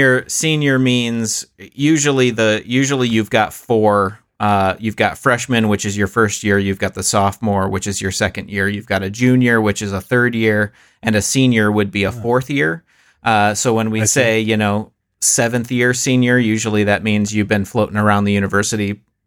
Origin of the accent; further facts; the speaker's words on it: Michigan, United States; I am from Michigan, which, you know, larger the United States, and then Michigan, which is the one that's shaped like a hand and has all the lakes around it.